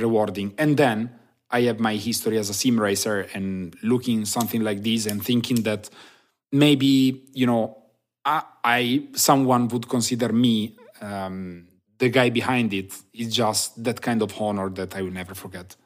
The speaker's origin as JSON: {"language": "English", "town": "Turin", "region": "Piedmont", "country": "Italy", "said": "I'm from Turin, Italy"}